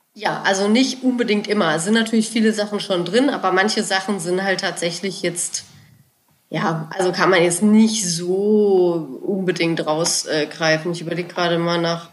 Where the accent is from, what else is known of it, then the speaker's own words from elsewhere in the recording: Germany; bei uns in Deutschland